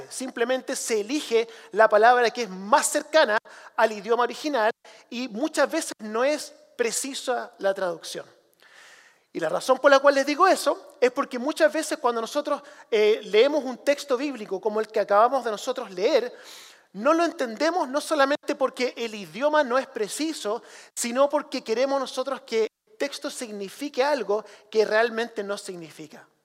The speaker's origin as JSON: {"language": "Spanish", "country": "Chile", "tie": "born or raised there", "said": "yo crecí como misionero en Chile, hijo de misionero en Chile, y una de las cosas que tuve que hacer desde pequeño era traducir."}